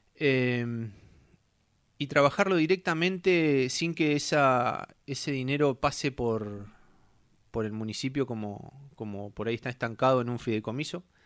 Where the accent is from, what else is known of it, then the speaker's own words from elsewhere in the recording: Puerto Deseado, Santa Cruz, Argentina; Hace 41 años nací en Puerto Deseado